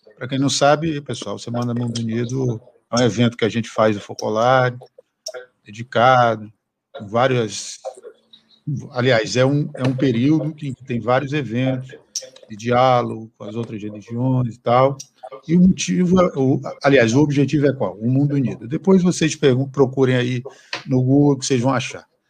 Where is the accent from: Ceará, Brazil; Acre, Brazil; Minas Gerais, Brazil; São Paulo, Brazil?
Acre, Brazil; moved away; also born or lived in Rio de Janeiro; Para mim, que sou do Acre, morei no Rio